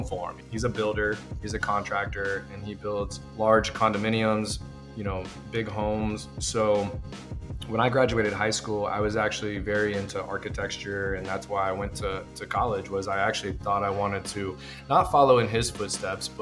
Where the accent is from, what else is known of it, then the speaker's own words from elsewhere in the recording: Rockledge, Florida, United States; moved away as an adult; also born or lived in Orlando, Florida; I purchased a silk screening company in my hometown of Rockledge, Florida, which is on the coastline of Cocoa Beach